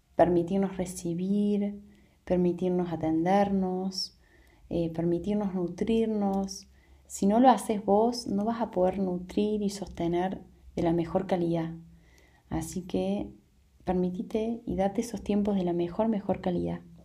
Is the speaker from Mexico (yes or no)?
no; Argentina; also born or lived in Córdoba Province; en mi país estamos en, en momento de elecciones